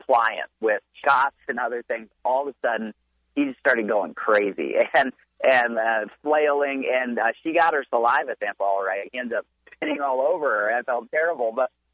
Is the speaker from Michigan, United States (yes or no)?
yes; Michigan, United States; I grew up in Michigan